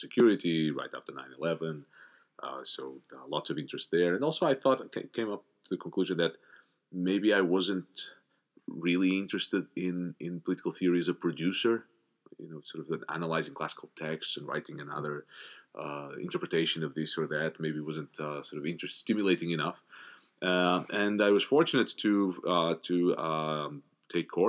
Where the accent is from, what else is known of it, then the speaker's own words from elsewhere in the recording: Portugal; moved away as an adult; I grew up in Portugal